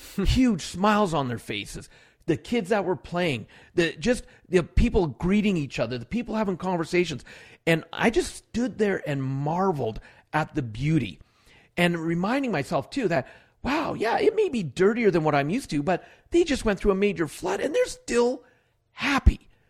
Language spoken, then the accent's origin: English; Alberta, Canada; born in Canada, but born in one other province. But most of my life, I was raised here in Alberta